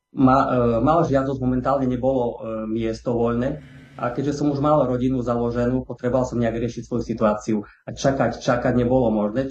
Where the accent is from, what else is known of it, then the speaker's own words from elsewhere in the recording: Stropkov, Prešov Region, Slovakia; ja som e, pôvodom zo Stropkova, tam som sa narodil, tam som aj vyrastal.